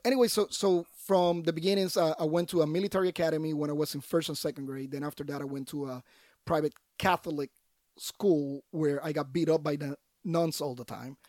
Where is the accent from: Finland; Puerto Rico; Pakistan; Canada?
Puerto Rico; moved away; I was born and raised in Puerto Rico